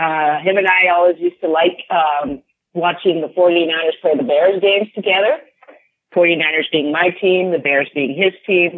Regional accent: Switzerland; also born or lived in San Francisco; I was born and I grew up in Switzerland.

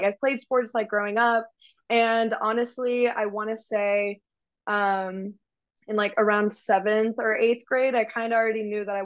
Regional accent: Frisco, Texas, United States; I'm from Frisco, which is in the Dallas area

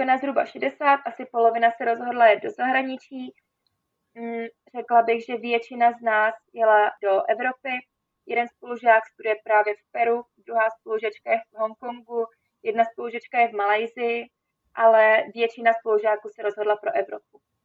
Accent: Czechia; moved away as an adult; also born or lived in Austria; já jsem vlastně Češka

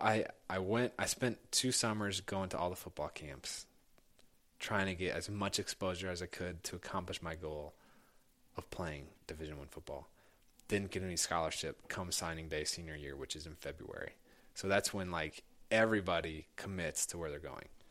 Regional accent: Indianapolis, Indiana, United States; i grew up in Indianapolis.

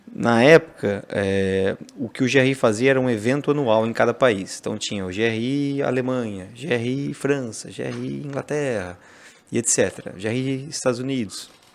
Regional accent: Brazil; moved away as an adult; also born or lived in London; eu sou brasileiro, tô aqui

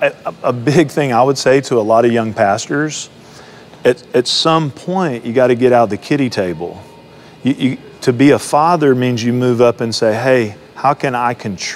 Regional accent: Texas, United States; I'm from Texas. I'm educated in Texas. Grew up here.

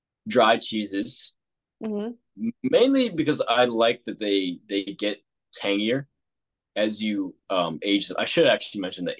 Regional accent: Richmond, Virginia, United States; I grew up a little bit south of that in the Richmond

